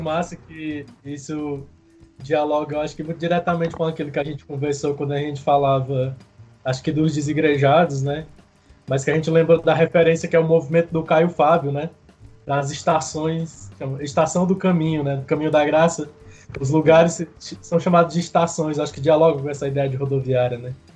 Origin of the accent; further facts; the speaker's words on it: Chorozinho, Ceará, Brazil; eu sou de Chorozinho, né? Cidadezinha lá no interior do Ceará. E meus pais até hoje moram lá na zona rural. Eu cresci na zona rural.